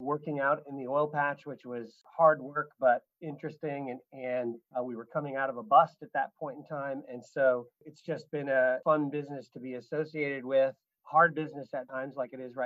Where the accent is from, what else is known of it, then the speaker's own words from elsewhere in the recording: Missouri, United States; I was born and raised in a small town in Missouri. So I'm a Midwest guy